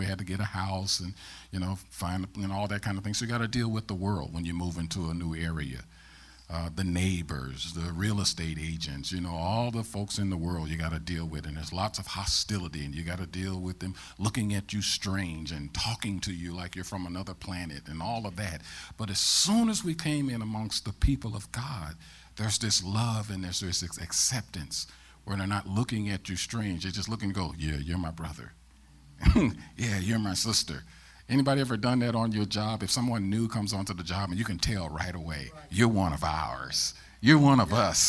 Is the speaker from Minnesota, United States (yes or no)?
no; St. Louis, Missouri, United States; also born or lived in Ferguson, Missouri; I'm born and raised in St. Louis, Missouri